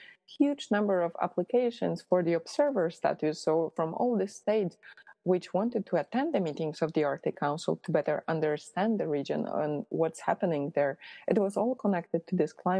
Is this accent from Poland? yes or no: yes; Poland; moved away; I'm originally from Poland